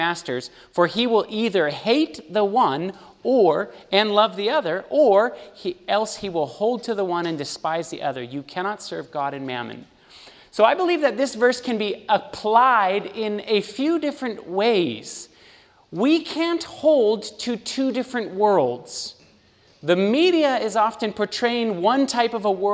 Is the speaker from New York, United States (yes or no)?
no; California, United States; moved away as an adult; also born or lived in Los Angeles, California; now in Chattanooga, United States; I am actually from California, born and raised, lived in California my whole life